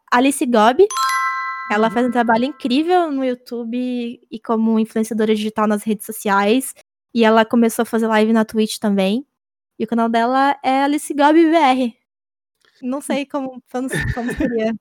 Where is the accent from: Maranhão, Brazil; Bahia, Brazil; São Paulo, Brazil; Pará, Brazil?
Bahia, Brazil; interior of; now in Salvador, Brazil; eu nasci é. cidade do interior da Bahia, uhum. mas eu moro em Salvador e. Então, sou de lá